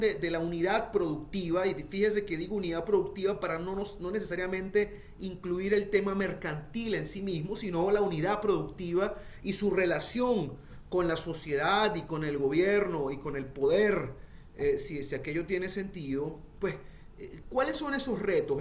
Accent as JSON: {"language": "Spanish", "country": "Venezuela", "said": "nosotros los venezolanos"}